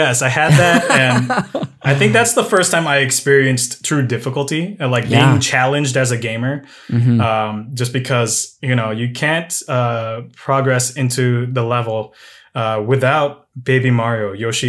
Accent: Midwest, United States; born there; Myself, I am a born in the Midwest, actually.

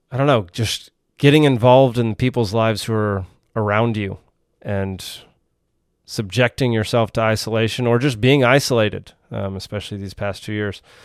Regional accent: Texas, United States; now in Georgia, United States; I'm originally from Texas

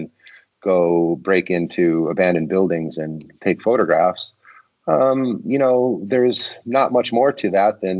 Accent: Detroit, Michigan, United States; I grew up in Detroit and I lived very near the Rouge auto plant

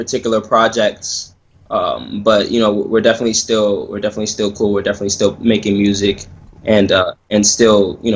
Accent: Maryland, United States; also born or lived in Nigeria; Originally I was born in Nigeria, but I grew up in Maryland

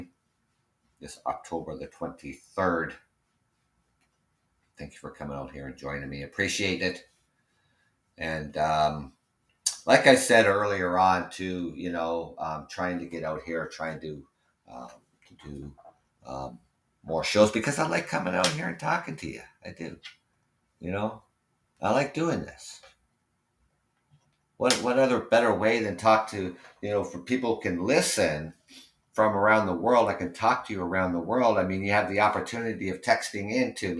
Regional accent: Canada; being Canadian

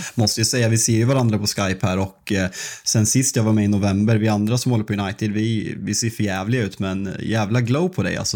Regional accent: Sweden; som svensk

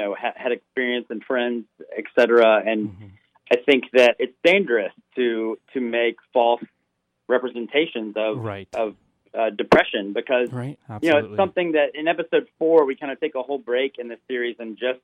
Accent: Memphis, Tennessee, United States; as an artist growing up in Memphis, I wasn't in the queer arts community

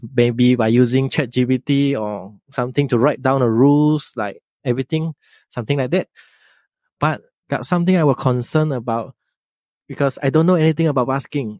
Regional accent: Penang, Malaysia; in my hometown here, Penang, Malaysia, Penang here

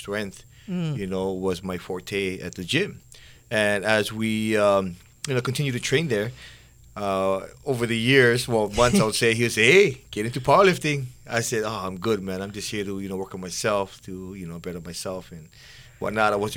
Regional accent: Hauula, Hawaii, United States; moved away as an adult; now in Kahuku, United States; That's where I'm originally from. I was raised there for 28 years of my life with my grandparents.

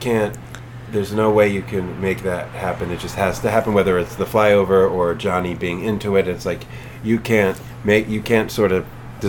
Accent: East Coast, United States; moved away; I'm from the East Coast

